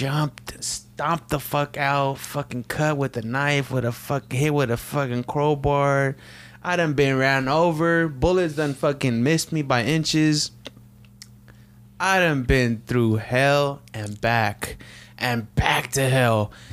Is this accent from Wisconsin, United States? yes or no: no; Sacramento, California, United States; growing up in South Sac